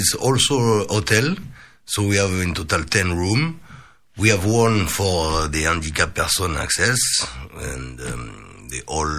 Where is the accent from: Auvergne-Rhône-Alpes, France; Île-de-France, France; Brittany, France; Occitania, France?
Occitania, France; near Toulouse; English is a second language; moved away; the area where I come from, the southwest of France. I'm originally near from Toulouse.